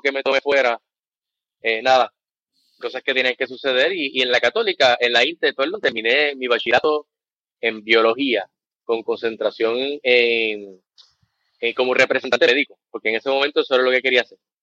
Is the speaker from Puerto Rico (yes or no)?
yes; Ponce, Puerto Rico; also born or lived in United States; yo soy de la otra, soy de Ponce. Eh, nací en el 77, no me voy a ir muy al pasado, básicamente nací en el 77, me crié aquí